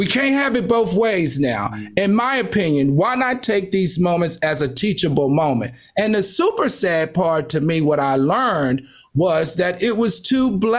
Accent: the South, United States; I grew up in the South

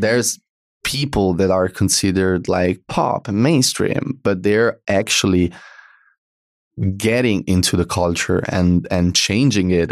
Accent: Italy; accent: Italian; English is a second language; we're Italian

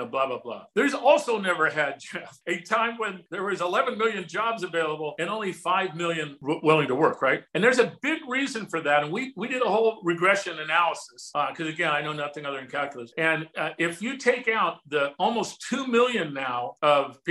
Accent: Southern California, United States; I grew up in Southern California

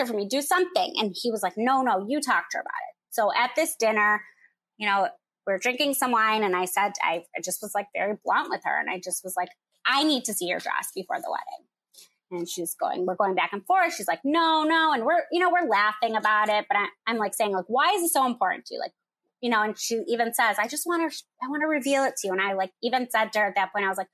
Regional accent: Michigan, United States; moved away as an adult; now in Chicago, United States; I'm from Michigan. I live in Chicago

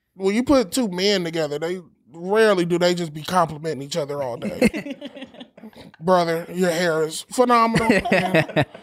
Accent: Los Angeles, California, United States; I'm from L

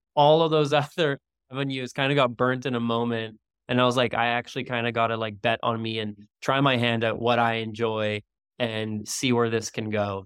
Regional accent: Canada; now in Maui, United States; I'm Canadian originally

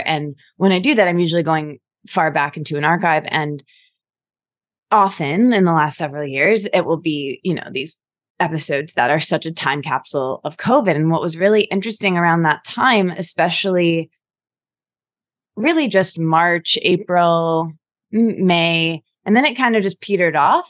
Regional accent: Midwest, United States; I'm from the Midwest

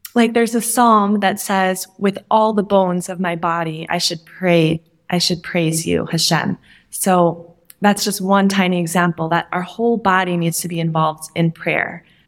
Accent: Minnesota, United States; I grew up in Minnesota

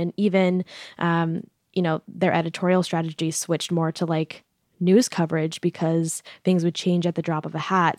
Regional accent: New York, United States; I'm from New York

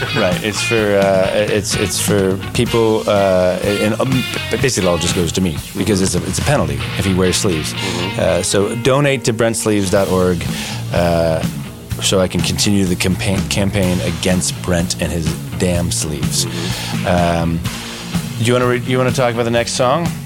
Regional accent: Cincinnati, Ohio, United States; growing up in Cincinnati

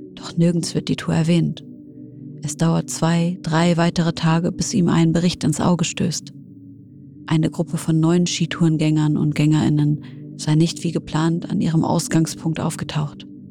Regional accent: Syria; now in Germany; in meiner Heimat Syrien

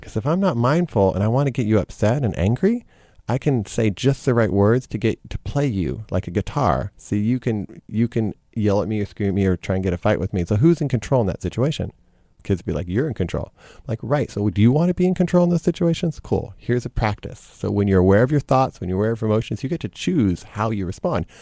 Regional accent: Lubbock, Texas, United States; growing up in Texas.

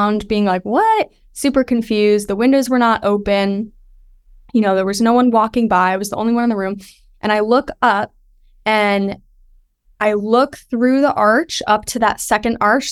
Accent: Westchester County, New York, United States; I grew up in Westchester County, and it's very historic

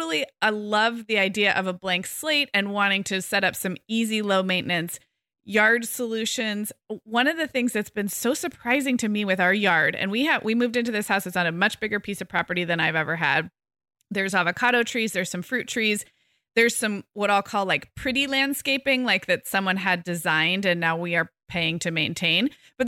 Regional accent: California, United States; So like I'm such a Californian and you're a Michigander

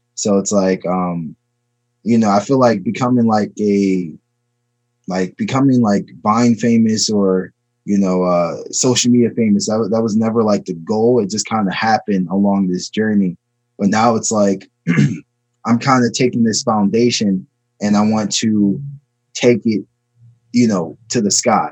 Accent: Maryland, United States; also born or lived in Chicago, Illinois; I was born in Chicago and I was raised in Maryland.

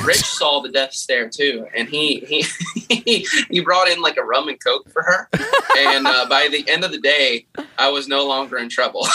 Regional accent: Kentucky, United States; I'm from Kentucky.

